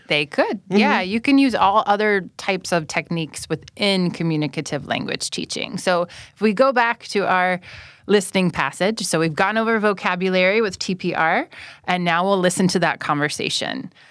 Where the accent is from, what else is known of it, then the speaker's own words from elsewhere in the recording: United States; first language English; moved away as an adult; now in Thailand; I'm from the United States